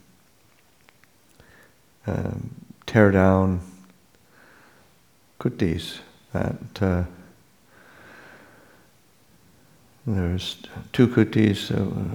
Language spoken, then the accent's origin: English; Canada; now in California, United States; I'm from Canada, coming to California